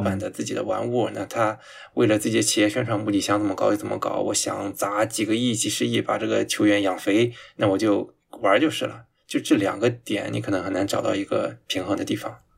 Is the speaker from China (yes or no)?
yes; China; 我们中国人